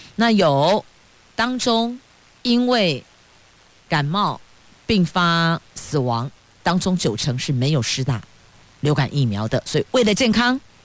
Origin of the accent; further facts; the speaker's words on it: Taiwan; 我们台湾人真是赌性坚强